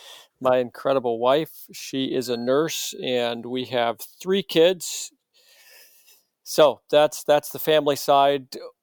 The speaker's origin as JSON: {"language": "English", "region": "New Hampshire", "country": "United States", "tie": "born or raised there", "also_born_or_lived": "Massachusetts", "said": "So I was born in Massachusetts, raised in New Hampshire, and my parents were both Seventh-day Adventists, still are Seventh-day Adventists."}